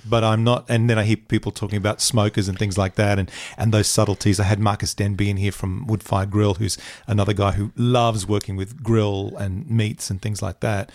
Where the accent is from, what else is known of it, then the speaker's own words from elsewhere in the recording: Bundaberg, Queensland, Australia; moved away; I'm from a small town. I grew up in Bundaberg